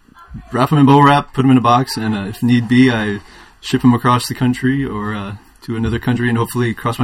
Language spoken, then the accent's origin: English; Indiana, United States; now in California, United States; I'm originally from Indiana, living in California